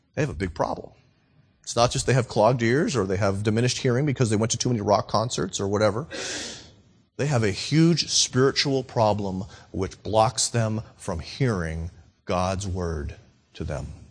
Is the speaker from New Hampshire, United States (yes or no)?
yes; Nashua, New Hampshire, United States; I'm from Nashua, New Hampshire.